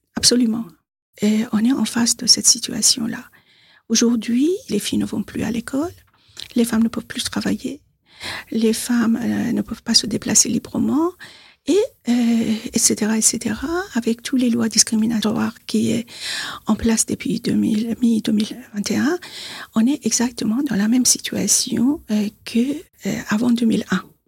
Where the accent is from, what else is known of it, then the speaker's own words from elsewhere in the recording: Tehran, Tehran Province, Iran; French is a second language; moved away as an adult; now in Bois-d'Arcy, France; je suis née à Téhéran, en Iran. Je suis franco-iranienne, j'habite à Bois d'Arcy, dans les Yvelines. Je suis en France depuis 44 ans